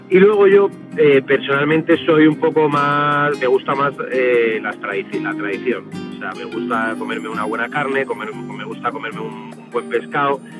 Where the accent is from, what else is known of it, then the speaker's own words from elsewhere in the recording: Madrid, Community of Madrid, Spain; also born or lived in Barcelona; he tenido la suerte de vivir en Madrid casi toda mi vida, eh, aunque soy nacido en Barcelona pero bueno, me mudé por temas eh, personales eh, a Madrid cuando éramos muy pequeños